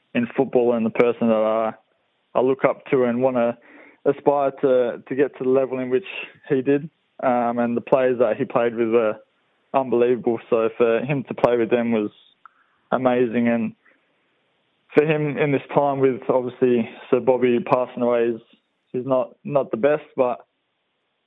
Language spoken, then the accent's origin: English; Perth, Western Australia, Australia; Perth Glory. They're my hometown club